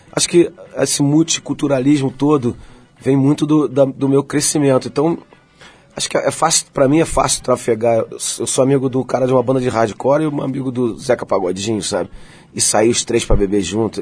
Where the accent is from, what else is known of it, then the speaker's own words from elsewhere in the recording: Rio de Janeiro, Brazil; Eu nasci no subúrbio do Rio, nasci em Madureira